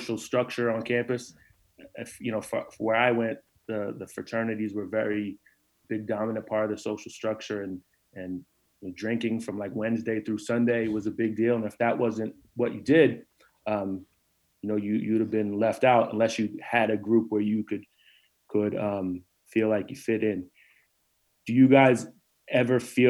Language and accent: English; New Jersey, United States; moved away as an adult; also born or lived in Central Virginia; I came from New Jersey and went to college in Central Virginia